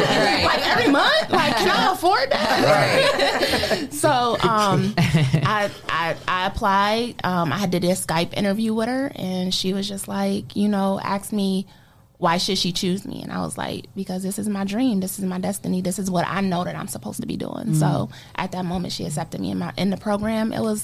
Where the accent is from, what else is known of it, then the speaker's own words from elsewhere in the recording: Sandusky, Ohio, United States; moved away as an adult; also born or lived in Toledo, Ohio; No, I'm actually from Sandusky. I came to Toledo to go to school.